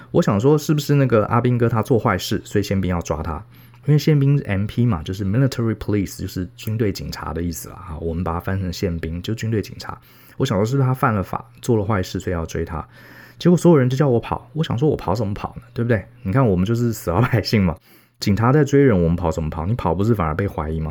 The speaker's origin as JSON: {"language": "Chinese", "town": "Taipei", "country": "Taiwan", "tie": "born or raised there", "said": "从小在台北市长大，从小就是读书考试"}